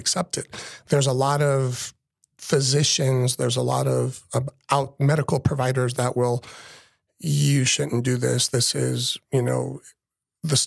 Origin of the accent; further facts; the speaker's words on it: Los Angeles, California, United States; moved away as an adult; also born or lived in Fort Worth, Texas; now in Lake Mary, United States; I grew up in Los Angeles, California, and joined the military.